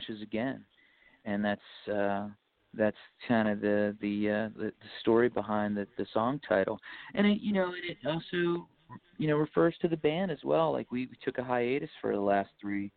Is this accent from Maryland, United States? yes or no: yes; Baltimore, Maryland, United States; we're from Baltimore, Maryland